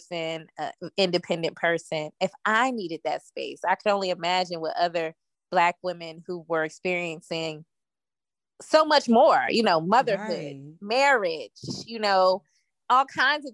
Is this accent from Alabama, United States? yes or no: no; Virginia, United States; also born or lived in Washington, District of Columbia, United States; now in Atlanta, United States; I'm originally from Virginia, like you mentioned. And I moved to Atlanta from DC